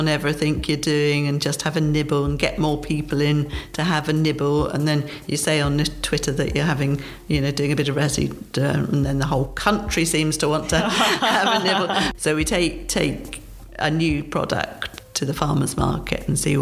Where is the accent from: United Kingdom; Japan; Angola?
United Kingdom